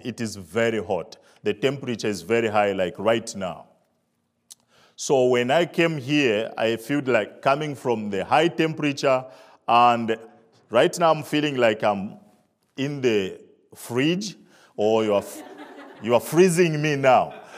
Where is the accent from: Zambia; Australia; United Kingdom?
Zambia; moved away; I'm from Africa, Zambia. Uh, I grew up in the village